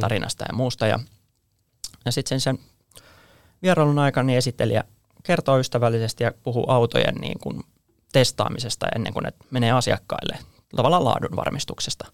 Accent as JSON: {"language": "Finnish", "country": "Finland"}